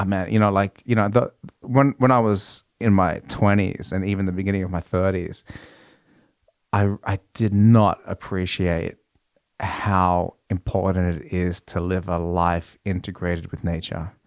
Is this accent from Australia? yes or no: yes; Australia; now in Norway; being Australian in Norway